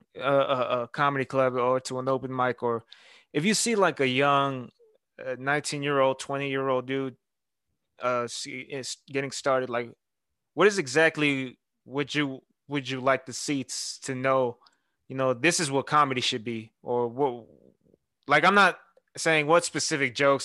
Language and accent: English; Houston, Texas, United States; I'm from Houston.